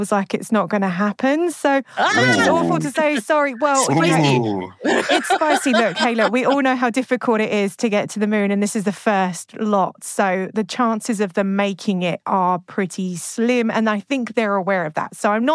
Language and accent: English; United Kingdom; I'm British